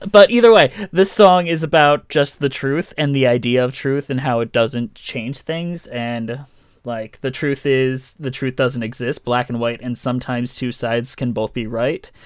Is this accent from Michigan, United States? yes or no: yes; Detroit, Michigan, United States; I am from Detroit